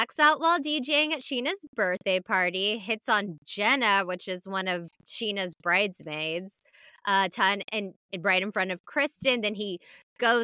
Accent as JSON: {"language": "English", "country": "United Kingdom", "said": "I'm British."}